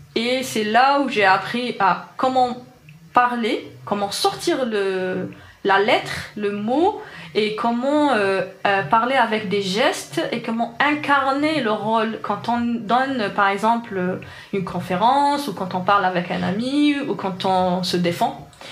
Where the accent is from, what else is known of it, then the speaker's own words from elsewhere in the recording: Algiers, Algiers Province, Algeria; French is a second language; moved away as an adult; now in France; j'ai grandi à Alger, dans un quartier populaire.